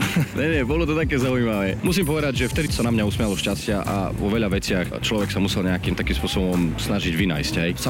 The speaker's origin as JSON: {"language": "Slovak", "town": "Snina", "region": "Prešov Region", "country": "Slovakia", "also_born_or_lived": "Humenné / Bratislava", "moved": "yes", "lives_now": "London, United Kingdom", "said": "Volejbal je príčinou toho, prečo som zo Sniny odišiel."}